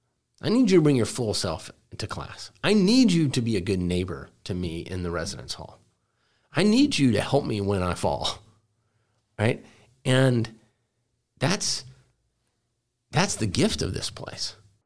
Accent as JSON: {"language": "English", "town": "Dallas", "region": "Texas", "country": "United States", "tie": "born or raised there", "said": "I'm a product of both public and private schools. I grew up in Dallas. I went to public school through eighth grade."}